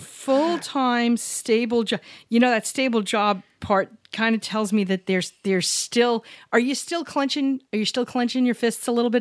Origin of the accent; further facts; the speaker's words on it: New York City, New York, United States; Barry and I grew up in New York City.